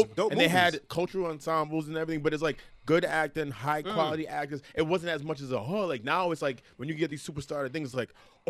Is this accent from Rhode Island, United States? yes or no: yes; Providence, Rhode Island, United States